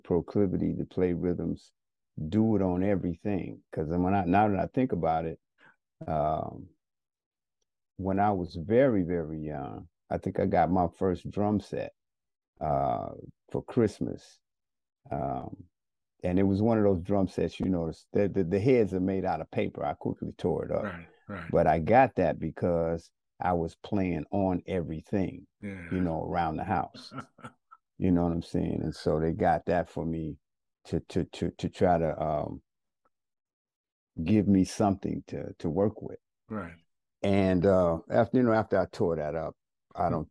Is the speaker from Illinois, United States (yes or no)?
yes; Chicago, Illinois, United States; I grew up in Englewood